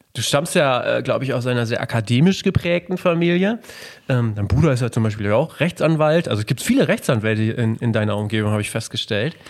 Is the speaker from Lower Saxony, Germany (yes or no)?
yes; Melle, Lower Saxony, Germany; ich komme ja aus Melle, aus dem beschaulichen